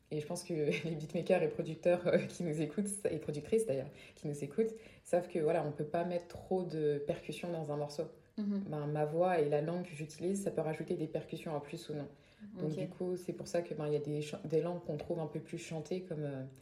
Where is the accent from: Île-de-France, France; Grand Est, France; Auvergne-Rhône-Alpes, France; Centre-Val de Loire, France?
Île-de-France, France; accent: Parisian; En tout cas, dans mon accent français, puisque euh, du coup, j'ai l'accent parisien.